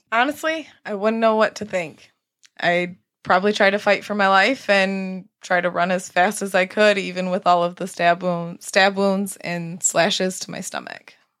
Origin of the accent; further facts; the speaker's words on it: Grand Rapids, Michigan, United States; I am from Grand Rapids